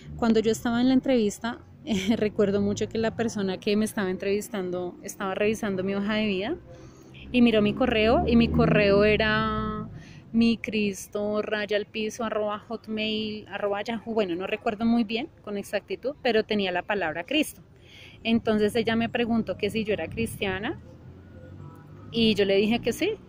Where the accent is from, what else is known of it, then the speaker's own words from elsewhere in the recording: Bogotá, Colombia; yo nací en Bogotá, Colombia.